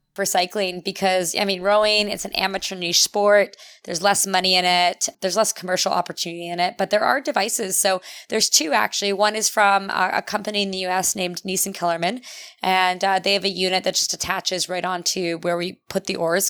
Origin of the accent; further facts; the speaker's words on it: St. Catharines, Ontario, Canada; also born or lived in Europe / United States; I'm from Saint Catharines